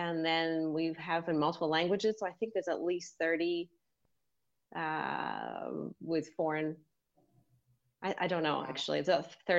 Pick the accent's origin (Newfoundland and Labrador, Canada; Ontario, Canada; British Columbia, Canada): British Columbia, Canada; Vancouver; moved away as an adult; also born or lived in Sydney, Australia; now in Boston, United States; I live just west of Boston right now, but I'm actually from Vancouver, Canada